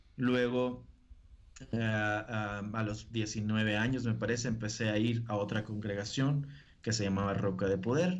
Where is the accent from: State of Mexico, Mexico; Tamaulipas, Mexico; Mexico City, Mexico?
Tamaulipas, Mexico; Río Bravo; accent: norteño; yo nací en Río Bravo, viví y he vivido en Río Bravo prácticamente toda mi vida hasta el día de hoy